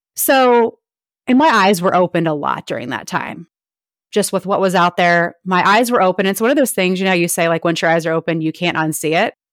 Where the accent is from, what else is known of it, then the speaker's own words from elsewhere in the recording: Ohio, United States; moved away as an adult; also born or lived in Nashville, Tennessee; now in Florida, United States; I'm from Ohio and we have moved around a lot